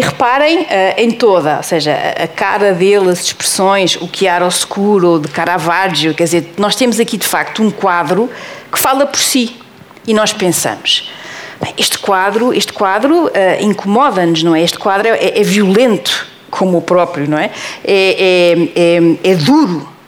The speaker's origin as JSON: {"language": "Portuguese", "country": "Portugal", "said": "eu sei bem que estou em Portugal e sou portuguesa"}